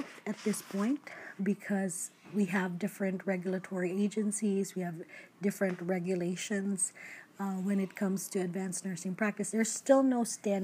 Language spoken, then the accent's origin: English; Philippines; now in United States; I am Filipino. I'm a first generation immigrant to the US.